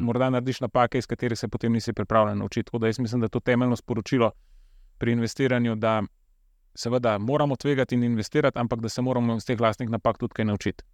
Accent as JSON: {"language": "Slovenian", "country": "Slovenia", "said": "Slovenci smo"}